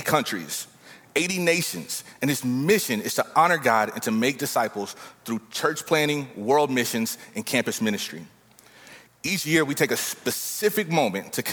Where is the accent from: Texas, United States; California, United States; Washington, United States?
Texas, United States; I'm from Texas